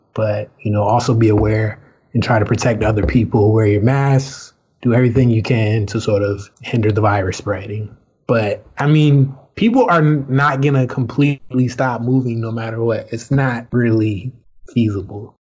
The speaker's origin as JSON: {"language": "English", "area": "Surry County", "region": "Virginia", "country": "United States", "also_born_or_lived": "Brooklyn, New York", "moved": "as an adult", "said": "I'm from Surrey County, Virginia."}